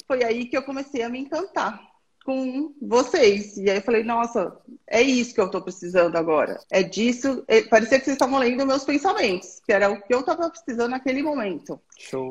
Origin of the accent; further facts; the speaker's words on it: São Paulo, Brazil; eu sou aqui de São Paulo